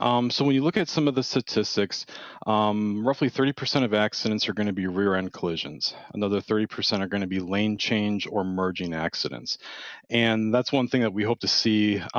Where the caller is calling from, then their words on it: Milwaukee, Wisconsin, United States; Yeah, so I'm out of the Milwaukee, Wisconsin area.